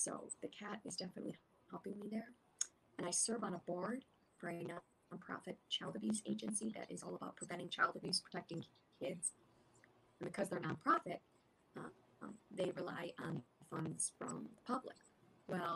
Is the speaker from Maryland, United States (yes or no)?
no; Illinois, United States; my home state here in Illinois, where I still live